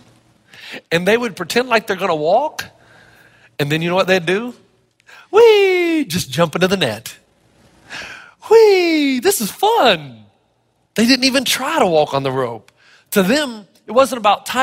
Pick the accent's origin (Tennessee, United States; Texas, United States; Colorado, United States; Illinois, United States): Tennessee, United States; Elizabethton; moved away; When I was growing up in Elizabethan, Tennessee